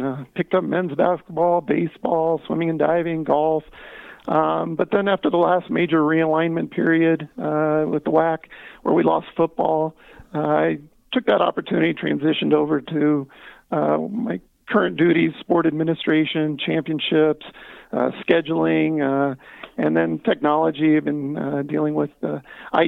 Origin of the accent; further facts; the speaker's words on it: Colorado, United States; also born or lived in Michigan; decided to head back to my home state here in Colorado